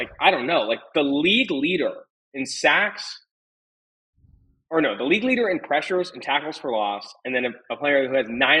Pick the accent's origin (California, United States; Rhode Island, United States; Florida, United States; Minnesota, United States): California, United States; Oakland; I'm from Oakland.